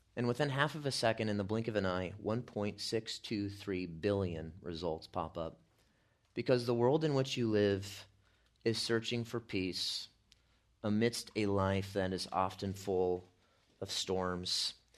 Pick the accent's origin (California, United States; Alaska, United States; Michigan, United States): California, United States; I'm from California